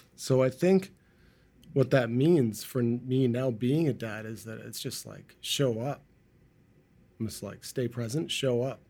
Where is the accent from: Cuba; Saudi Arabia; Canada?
Canada; Markham, Ontario; now in Vancouver, Canada; I grew up in Markham